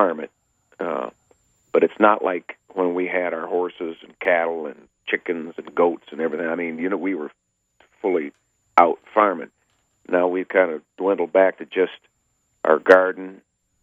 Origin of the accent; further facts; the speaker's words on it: northern Michigan, United States; it's close right here in my hometown